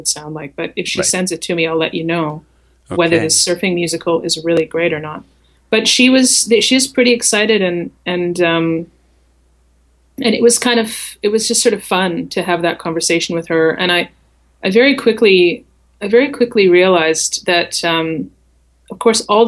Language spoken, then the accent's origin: English; Canada; accent: Canadian; also born or lived in Calgary; I was from Canada